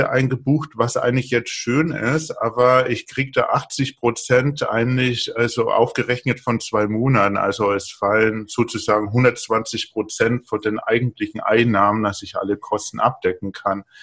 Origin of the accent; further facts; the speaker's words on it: Bavaria, Germany; Ich komme aus Bayern, ich trinke nur Bier, also.